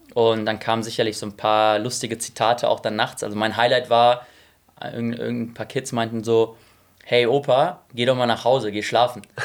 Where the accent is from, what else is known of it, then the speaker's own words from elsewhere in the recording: Essen, North Rhine-Westphalia, Germany; moved away as an adult; also born or lived in Munich / Frankfurt; ich komme aus Essen ursprünglich, habe lange Jahre dort gelebt, bin dort aufgewachsen.